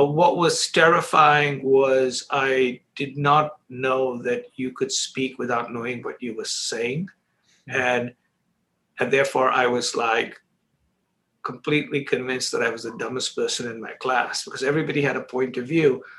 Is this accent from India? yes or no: yes; Mumbai, Maharashtra, India; moved away as an adult; also born or lived in Chicago, United States; I grew up in Bombay, India, and I spent all my first 21 years there